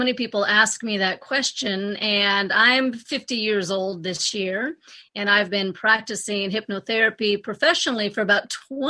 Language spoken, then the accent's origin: English; Anchorage, Alaska, United States; The story is I grew up in Anchorage, Alaska, and I was always just a little bit more different than my friends and my family.